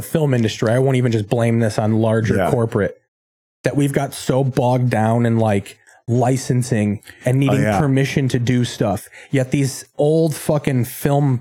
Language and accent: English; Midwest, United States; now in Los Angeles, United States; Growing up in the Midwest